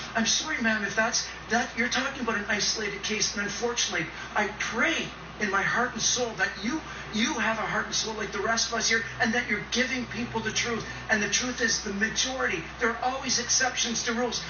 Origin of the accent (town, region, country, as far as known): Canada